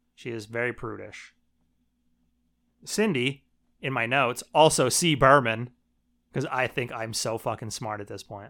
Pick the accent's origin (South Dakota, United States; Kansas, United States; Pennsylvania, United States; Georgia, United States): Pennsylvania, United States; Shamokin; I'm from Shemokin, Pennsylvania